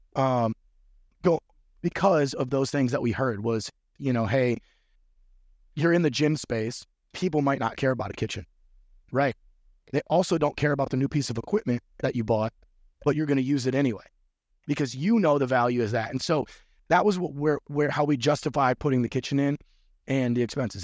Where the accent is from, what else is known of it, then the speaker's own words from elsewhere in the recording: Midwest, United States; moved away; also born or lived in North Florida; I'm from the Midwest